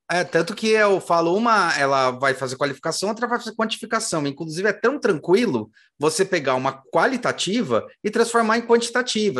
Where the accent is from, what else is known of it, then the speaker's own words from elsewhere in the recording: São Paulo, Brazil; eu nasci em São Paulo, eu gosto muito daqui